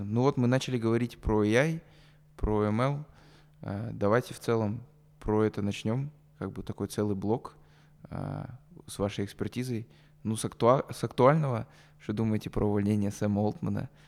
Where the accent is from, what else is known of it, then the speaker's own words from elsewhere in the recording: Kazakhstan; потому что я казах, ты индус